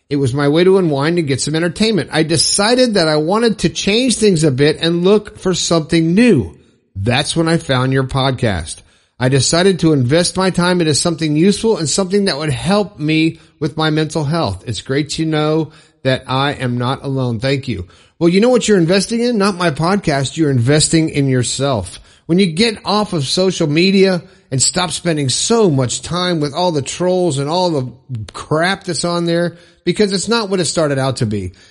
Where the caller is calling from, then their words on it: Toowoomba, Queensland, Australia; I'm from Toowoomba in Queensland, Australia.